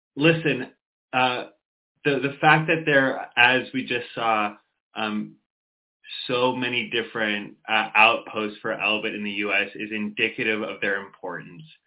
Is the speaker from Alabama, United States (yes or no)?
no; Boston, Massachusetts, United States; I'm not just from the states. I'm from Boston